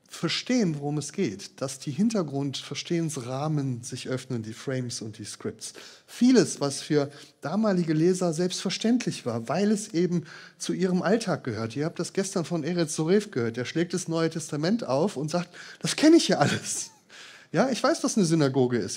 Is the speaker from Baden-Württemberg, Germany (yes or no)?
no; Marburg, Hesse, Germany; moved away; aus meinem Heimatort Marburg